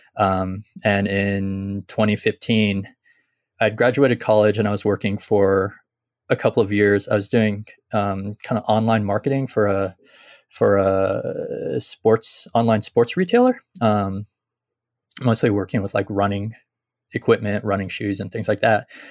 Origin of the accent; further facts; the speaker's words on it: San Jose, California, United States; moved away as an adult; also born or lived in San Luis Obispo, California; now in Kyoto, Japan; I grew up near San Jose